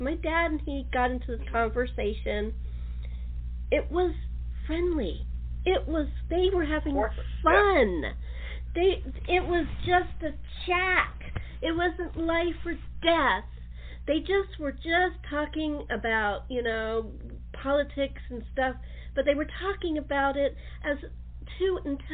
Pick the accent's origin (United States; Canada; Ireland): United States; I'm an American